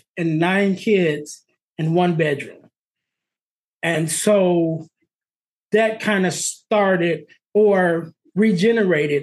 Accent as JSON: {"language": "English", "region": "Illinois", "country": "United States", "tie": "born or raised there", "also_born_or_lived": "Arizona", "said": "We're in Illinois, and they decided to move from Illinois to Arizona. And we moved from Illinois to Arizona."}